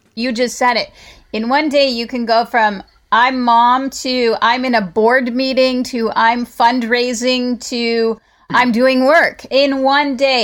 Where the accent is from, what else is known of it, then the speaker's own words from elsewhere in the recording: California, United States; also born or lived in Colorado / Atlanta, Georgia; I'm born and raised in California